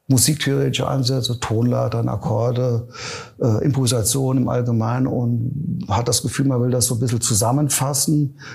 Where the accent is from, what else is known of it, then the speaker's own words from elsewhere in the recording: Neunkirchen, Saarland, Germany; born there; ich bin gebürtiger Neunkirche, also allein in Neunkirchen gab's 15 Locations, wo man spielen konnte.